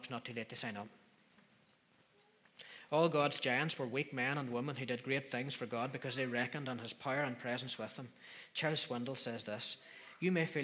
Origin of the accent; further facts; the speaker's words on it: Donemana, Northern Ireland, United Kingdom; also born or lived in Derry; Donnymana. That's where I grew up